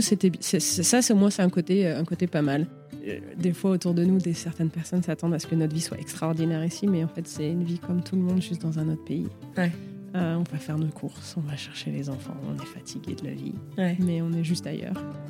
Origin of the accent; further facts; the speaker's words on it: Lyon, Auvergne-Rhône-Alpes, France; moved away as an adult; also born or lived in Paris / Singapore; now in Chicago, United States; je viens de Lyon. J'étais Lyon, je suis partie à dix-huit ans, j'étais à Paris, après, je suis partie en Asie